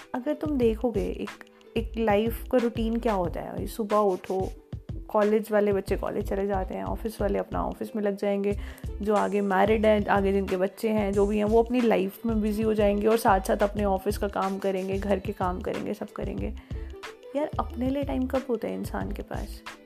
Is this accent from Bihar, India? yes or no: no; Bhiwani, Haryana, India; भिवानी मेरा home town है